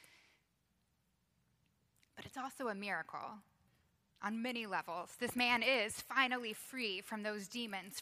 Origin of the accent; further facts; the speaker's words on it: Texas, United States; now in Georgia, United States; I grew up in Texas